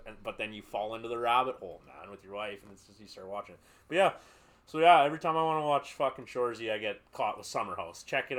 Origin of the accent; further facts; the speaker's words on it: New York, United States; Who? From New York. I'm from New York.